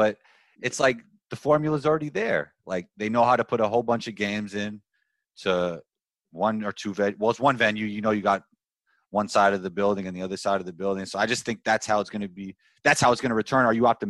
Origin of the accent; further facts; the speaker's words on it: New York City, New York, United States; also born or lived in Queens, New York City; So I grew up in Riverdale in the Bronx. In the Bronx. And then now I live in Queens. I played overseas a bunch of years, so I was living abroad for a bunch of years. Now I'm back in Queens, but I'm a New York City guy